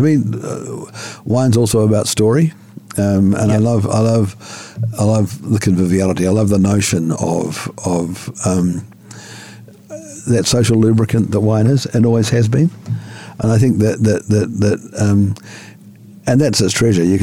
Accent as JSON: {"language": "English", "region": "Tennessee", "country": "United States", "said": "And we're from Tennessee and we like critter wines in Tennessee."}